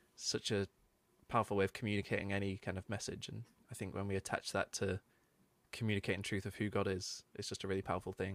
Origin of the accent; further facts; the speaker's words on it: Manchester, North West England, United Kingdom; growing up in Manchester is a big music city